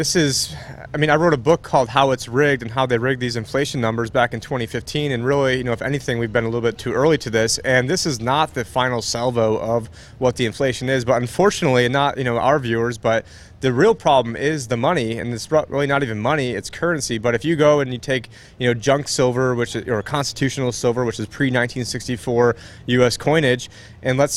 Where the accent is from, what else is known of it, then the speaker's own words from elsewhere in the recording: Phoenix, Arizona, United States; I'm from Phoenix